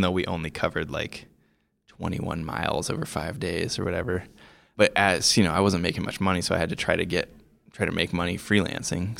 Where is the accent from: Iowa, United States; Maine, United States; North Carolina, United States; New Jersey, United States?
Iowa, United States; moved away as an adult; also born or lived in Montana / Colorado; I grew up in Iowa